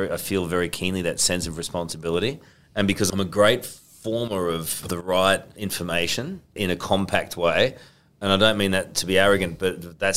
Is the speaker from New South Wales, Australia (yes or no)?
yes; Sydney, New South Wales, Australia; oh, I got it. I'm from Sydney.